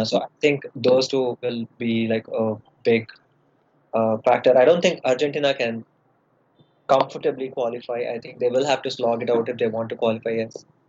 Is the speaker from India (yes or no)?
yes; India; I'm uh, from India.